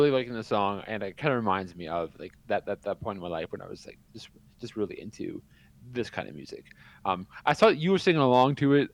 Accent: Canada; If you want to bash me because I'm Canadian, go for

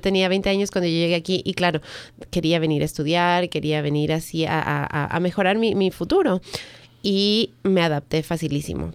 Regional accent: Ecuador; moved away as an adult; now in United States; en el Ecuador, que es de donde soy yo

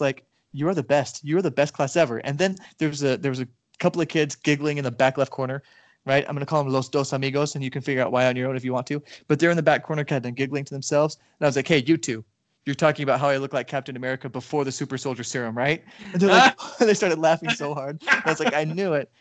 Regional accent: Nevada, United States; also born or lived in Argentina; now in Texas, United States; I'm from Nevada and I lived in Argentina for a while.

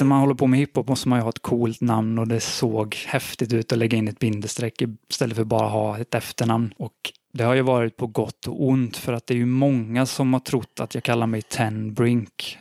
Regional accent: Borås, Västra Götaland, Sweden; Jag kommer från Borås

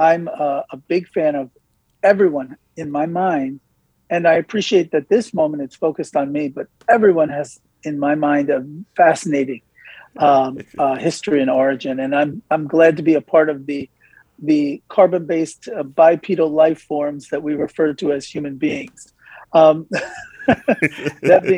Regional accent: Elizabeth, New Jersey, United States; first language English; I grew up in Elizabeth, New Jersey

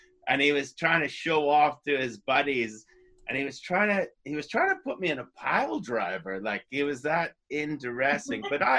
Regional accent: White Rock, British Columbia, Canada; Vancouver, White Rock.

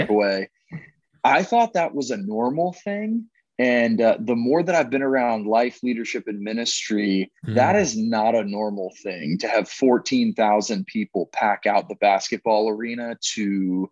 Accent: Dallas, Texas, United States; moved away as an adult; also born or lived in Fayetteville, Arkansas; now in Orlando, United States; I grew up in Dallas, Texas

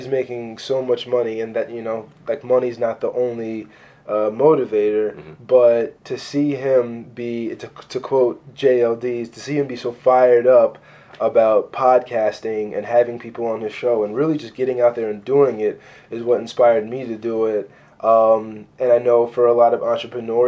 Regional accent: Baltimore, Maryland, United States; I spent most of my life out in the county from when my sister and I started school

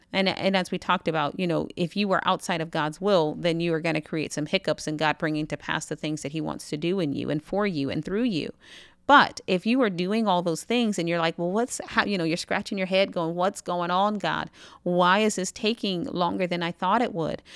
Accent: United States; I'm American

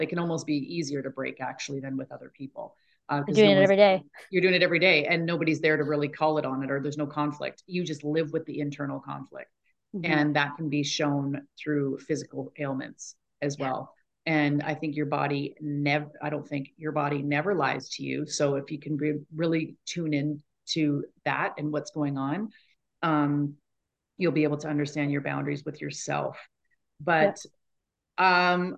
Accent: Canada; we're from Canada.

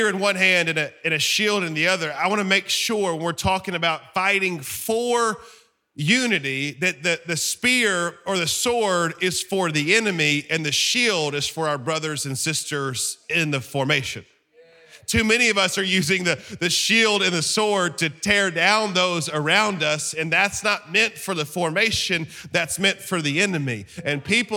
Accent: Alabama, United States; I'm from Alabama

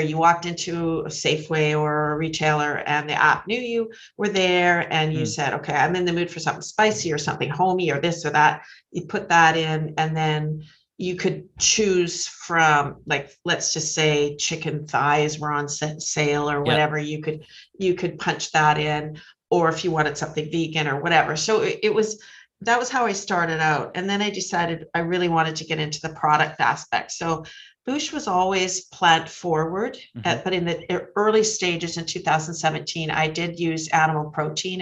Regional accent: Penticton, British Columbia, Canada; moved away as an adult; also born or lived in Vancouver; now in South Surrey, Canada; I grew up in Penticton in the Okanagan.

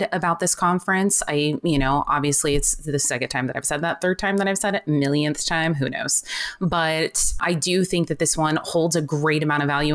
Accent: the Golden State, California, United States; I was born and bred in the Golden States

